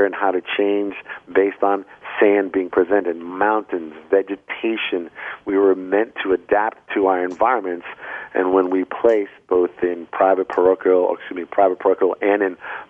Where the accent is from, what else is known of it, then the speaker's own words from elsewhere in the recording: Vermont, United States; I am from Vermont